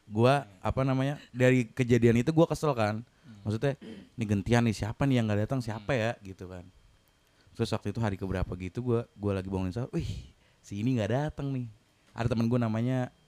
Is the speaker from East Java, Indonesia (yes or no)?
yes; Kediri, East Java, Indonesia; masuk cusut kediri kediri